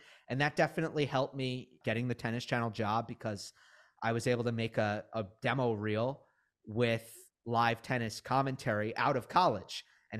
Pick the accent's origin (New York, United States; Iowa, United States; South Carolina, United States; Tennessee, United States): New York, United States; Westchester; I grew up in Westchester, New York. So I go into the US Open.